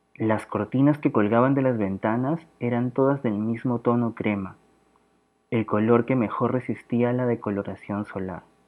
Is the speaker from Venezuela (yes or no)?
no; Lima, Peru; soy de Lima, Perú